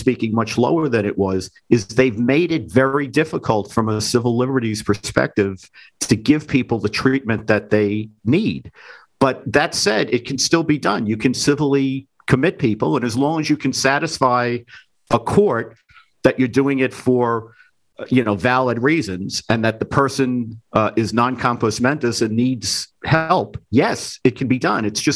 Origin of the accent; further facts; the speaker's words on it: New York City, New York, United States; when I was growing up in the Bronx